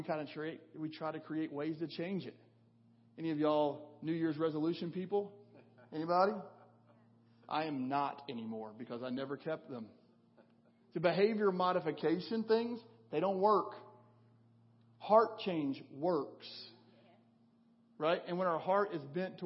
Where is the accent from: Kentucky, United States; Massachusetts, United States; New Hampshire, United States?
Kentucky, United States; western; moved away as an adult; felt the Lord calling me back to my hometown in western Kentucky